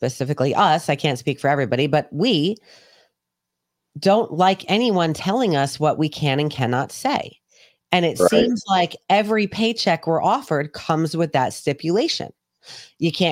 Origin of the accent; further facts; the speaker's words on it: New York City, New York, United States; also born or lived in England; I grew up in New York City